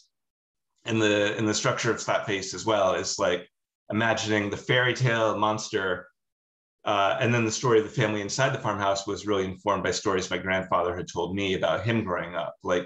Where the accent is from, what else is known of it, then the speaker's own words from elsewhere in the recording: Rhode Island, United States; where I grew up in Rhode Island. And I grew up with my grandparents and we grew up in the woods.